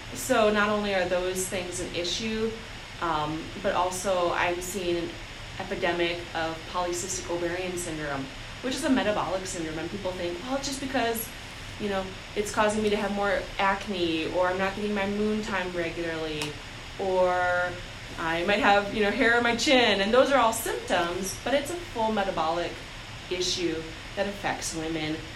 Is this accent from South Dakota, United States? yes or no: yes; Sioux Falls, South Dakota, United States; also born or lived in Pine Ridge, South Dakota; I grew up in Sioux Falls. I'm from South Dakota.